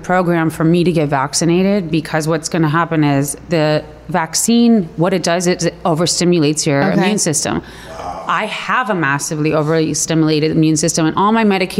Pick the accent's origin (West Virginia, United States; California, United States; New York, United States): California, United States; Los Angeles; also born or lived in Palos Verdes; Born and raised here in L.A.